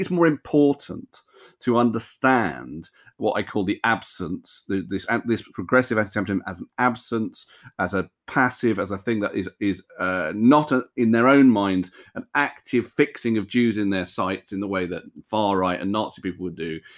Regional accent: United Kingdom; I think of myself totally as a British Jew, um, British American Jew

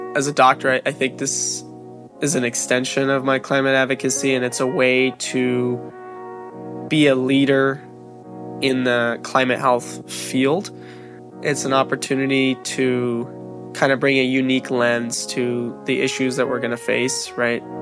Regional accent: Long Beach, California, United States; I grew up in Long Beach, California

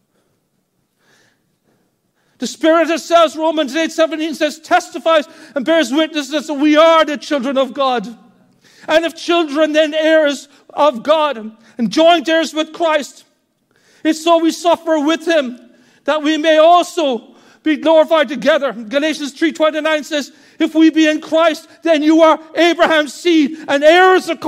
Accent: Ireland; As Irish people were so introverted

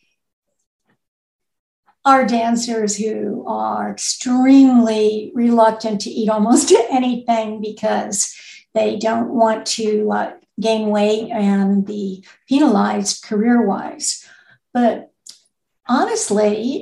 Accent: United States; moved away as an adult; also born or lived in Connecticut; now in Kentucky, United States; I'm actually originally from New York and Connecticut

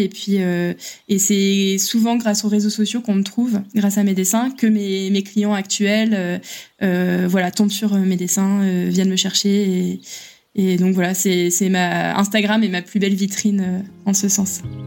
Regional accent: France; moved away; en tant que Français à l'étranger

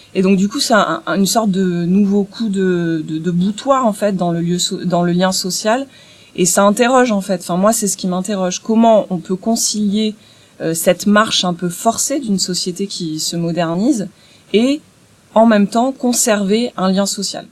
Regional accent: Bordeaux, Nouvelle-Aquitaine, France; now in Marseille, France; je suis originaire, euh, de Bordeaux. Euh, je vis désormais à Marseille

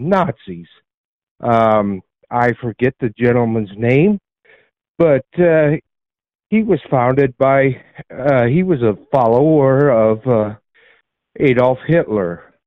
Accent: Nebraska, United States; I'm from Nebraska.

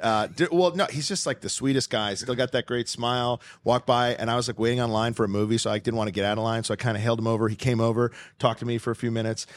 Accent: Stamford, Connecticut, United States; I grew up in Stanford, Connecticut

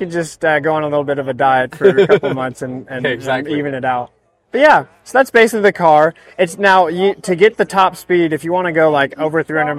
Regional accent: Texas, United States; And we're from Texas, and we love that. And we want to really play that up.

